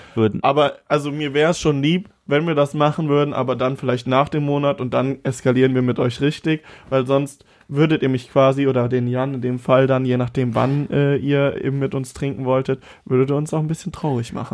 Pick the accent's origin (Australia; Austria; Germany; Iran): Germany; Siegburg, North Rhine-Westphalia; in Siegburg, ja. in, meinem, in meiner Heimatstadt